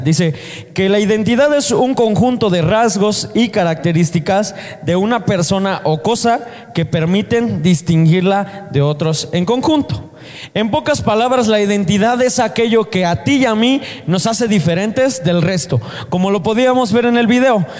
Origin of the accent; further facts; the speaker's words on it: Mexico; Nosotros somos mexicanos